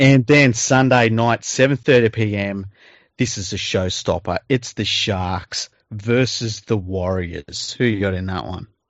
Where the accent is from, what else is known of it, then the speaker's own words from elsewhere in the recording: Sydney, New South Wales, Australia; I grew up in Mount Druitt